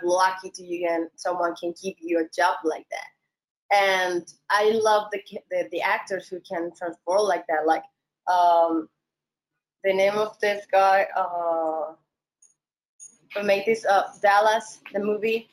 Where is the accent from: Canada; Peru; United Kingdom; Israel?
Peru; moved away as an adult; also born or lived in Mexico; I love my country